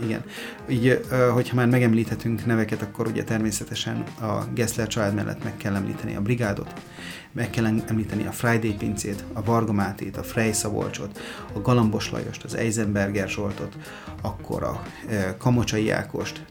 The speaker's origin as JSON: {"language": "Hungarian", "town": "Mór", "region": "Fejér", "country": "Hungary", "said": "mi Moron svábok vagyunk"}